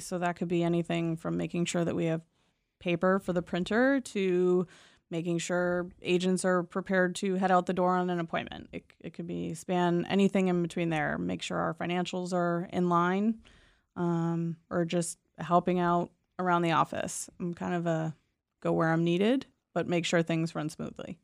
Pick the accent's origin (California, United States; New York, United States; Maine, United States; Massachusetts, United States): Maine, United States; Southern; I'm born and raised in Southern Maine